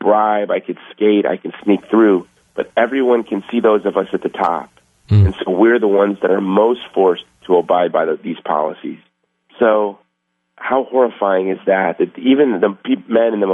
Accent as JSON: {"language": "English", "country": "United States", "tie": "born or raised there", "said": "I was raised in Section 8 housing by a single mom, and in this country, I've been given every opportunity in the world"}